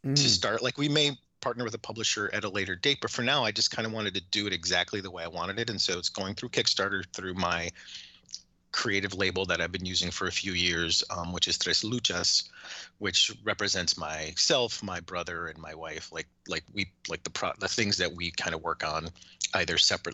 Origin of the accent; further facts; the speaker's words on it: Chicago, Illinois, United States; I grew up in South Chicago